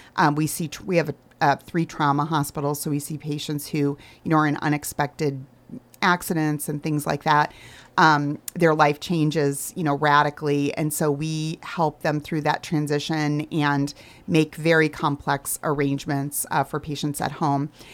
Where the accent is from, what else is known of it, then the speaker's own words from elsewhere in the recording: Arizona, United States; moved away as an adult; also born or lived in Michigan; I grew up in Arizona so I was a long way from home